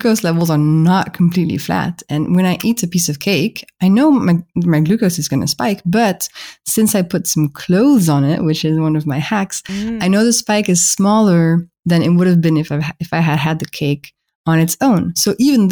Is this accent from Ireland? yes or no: no; France; accent: French; English is a second language; my French accent is betraying me